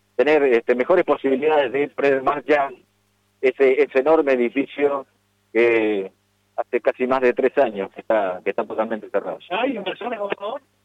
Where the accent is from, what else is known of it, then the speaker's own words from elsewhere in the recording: Argentina; como argentinos